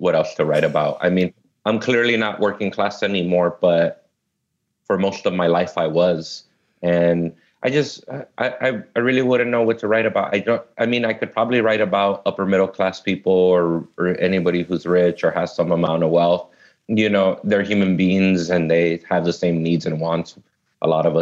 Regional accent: Los Angeles, California, United States; I was born and raised here in L.A. I grew up in South Central Los Angeles and Inglewood.

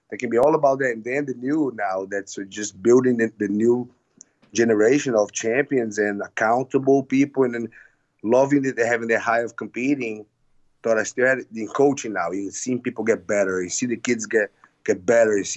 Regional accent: Fortaleza, Ceará, Brazil; Fortaleza, Brazil. Fortaleza.

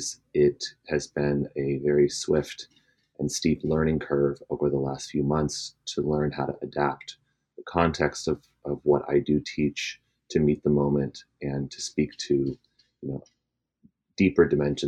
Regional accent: Alameda, Bay Area / Sierra Nevada foothills, California, United States; I was born in the Bay Area and grew up in a pretty mixed culturally mixed neighborhood in the Bay Area, Alameda

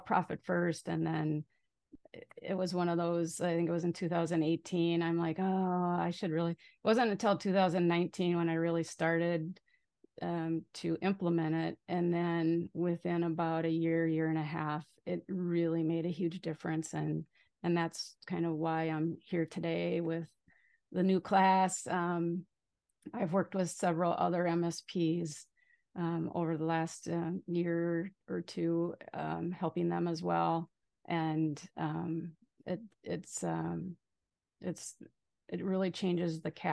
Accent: Minnesota, United States; moved away as an adult; also born or lived in Arizona; now in Maui, United States; I'm originally from Minnesota, so you might hear a few "you betchas" and all that.

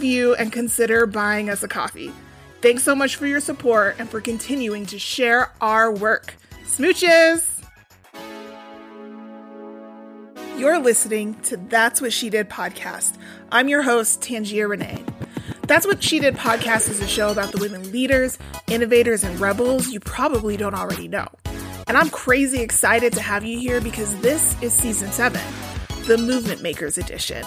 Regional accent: Denver, Colorado, United States; I was born and raised in Denver

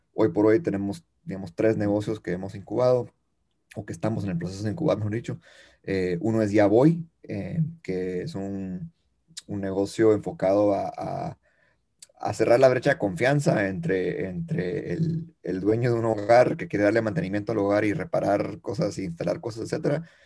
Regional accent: Guatemala; yo soy chapín eh, eh, de corazón y, y, de vida, nacido, crecido.

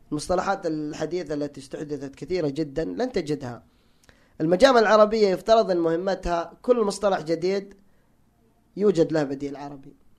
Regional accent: Hijaz, Saudi Arabia; انا تعصب حجازي هناك في الحجاز

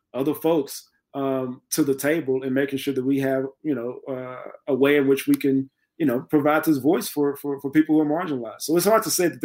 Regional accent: Texas, United States; I'm from Texas

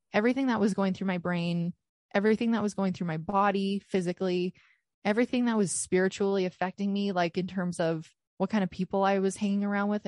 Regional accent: Canada; I am Canadian.

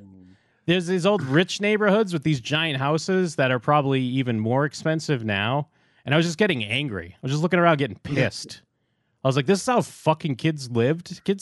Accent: Massachusetts, United States; I grew up in South Shore, Massachusetts. Salem is North Shore. We don't like North Shore.

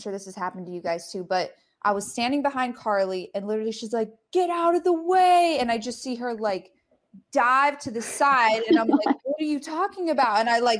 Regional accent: Colorado, United States; there was one time I went to Colorado State, cause I'm from Colorado.

